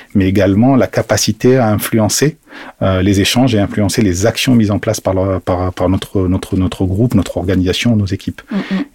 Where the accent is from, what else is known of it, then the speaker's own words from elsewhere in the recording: Algeria; moved away; je suis né en Algérie, mm-hmm. euh, donc j'ai toujours eu un pied africain, entre guillemets.